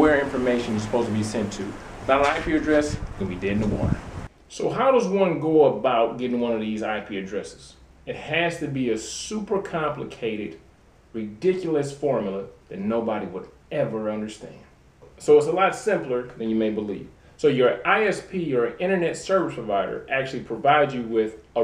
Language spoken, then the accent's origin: English; Detroit, Michigan, United States; I'm originally from Detroit, Michigan.